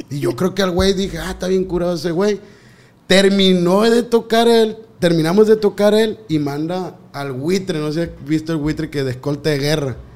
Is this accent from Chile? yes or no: no; Culiacán, Sinaloa, Mexico; moved away as an adult; now in Mazatlán, Mexico; Somos de allá del pueblo, tú sabes que somos de de Culiacán, pero tengo como un año ya acá en, Mazatlán